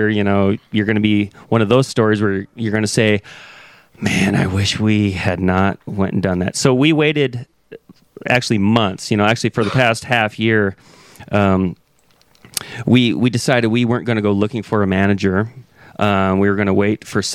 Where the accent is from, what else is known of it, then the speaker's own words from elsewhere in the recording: Tacoma, Washington, United States; we're a Tacoma band